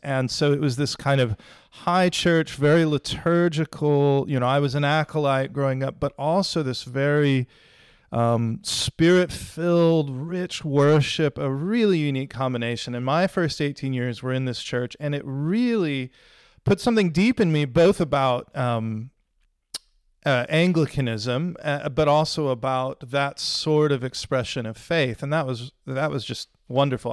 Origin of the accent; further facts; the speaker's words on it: Houston, Texas, United States; moved away as an adult; now in Sheffield, United Kingdom; I grew up in Houston